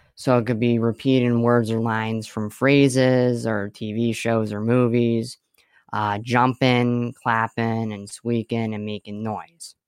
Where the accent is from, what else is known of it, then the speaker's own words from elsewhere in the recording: Swiftwater, Pennsylvania, United States; I'm from Swiftwater, Pennsylvania